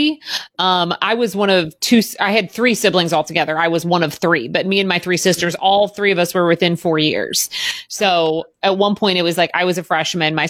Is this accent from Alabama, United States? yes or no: no; the Knobs, Southern Indiana, United States; also born or lived in Sellersburg, Indiana / Jeffersonville, Indiana; I was raised in the Knobs, but I lived around all of those areas.